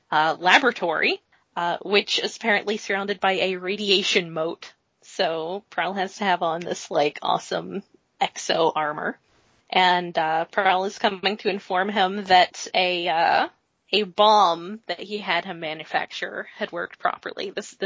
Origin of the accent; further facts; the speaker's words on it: United States; I, as an American